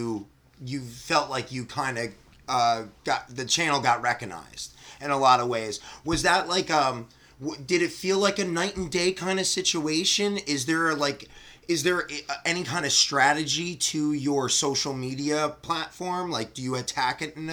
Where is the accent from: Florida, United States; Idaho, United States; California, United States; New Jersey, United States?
New Jersey, United States; we're from New Jersey, so I grew up, I'm 35, I grew up watching Catch-22 develop